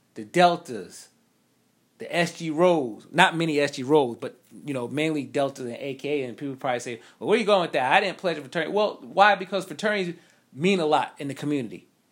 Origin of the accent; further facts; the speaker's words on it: New York, United States; I'm not country, I'm from New York